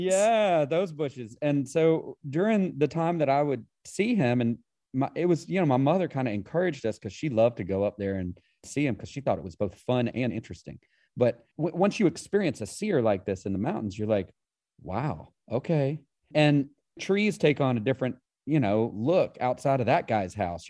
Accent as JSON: {"language": "English", "region": "Appalachia", "country": "United States", "tie": "born or raised there", "said": "I grew up in Appalachia"}